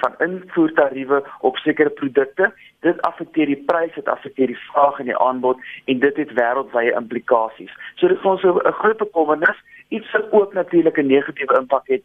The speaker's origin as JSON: {"language": "Afrikaans", "country": "South Africa", "said": "ons as Suid-Afrikaners"}